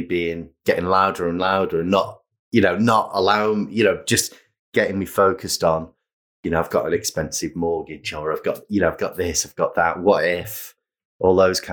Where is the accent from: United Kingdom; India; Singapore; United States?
United Kingdom; Manchester, North West England; growing up in Manchester and being surrounded by music and design and cool stuff going on